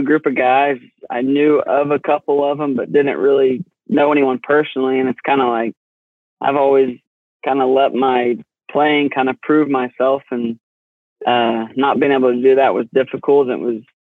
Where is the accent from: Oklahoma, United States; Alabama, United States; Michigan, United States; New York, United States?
Oklahoma, United States; Cushing; I'm from Cushing, Oklahoma